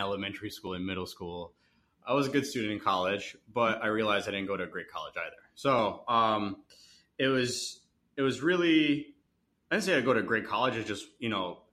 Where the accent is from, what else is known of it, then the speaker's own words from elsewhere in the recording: Edison, New Jersey, United States; I'm still young, but like immigrant family, grew up in Edison. I grew up near Edison